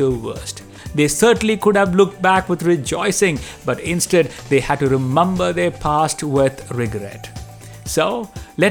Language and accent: English; Delhi, India; growing up in Delhi, I have seen my Hindu friends celebrate their festivals with pomp and show.